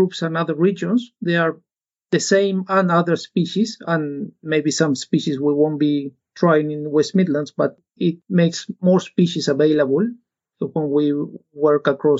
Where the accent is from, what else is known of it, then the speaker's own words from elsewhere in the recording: Uruguay; English is a second language; I am from Uruguay, and in Uruguay, agriculture and livestock is our main source of income for the country, and it's very important.